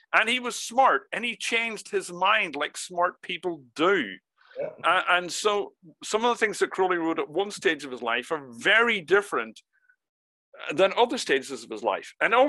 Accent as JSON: {"language": "English", "country": "Ireland", "tie": "born or raised there", "said": "I was brought up, and I say I grew up in Ireland."}